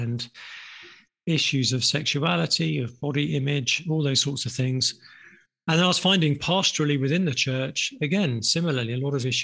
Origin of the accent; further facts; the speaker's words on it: England, United Kingdom; I'm from England, been a Christian for about 30 years